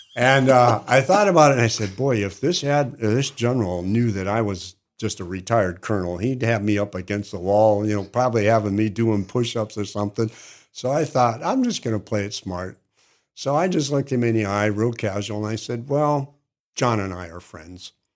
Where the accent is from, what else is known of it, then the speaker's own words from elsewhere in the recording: Upper Peninsula, Michigan, United States; moved away as an adult; now in Cookeville, United States; I have six acres where I grew up in the Upper Peninsula, Michigan.